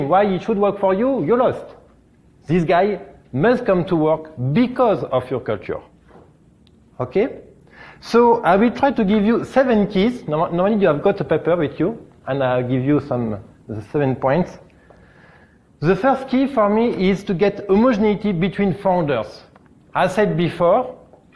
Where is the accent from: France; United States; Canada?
France; English is a second language; from France